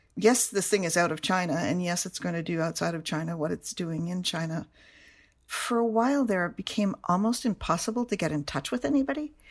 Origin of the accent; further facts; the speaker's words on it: Canada; moved away; I am from Canada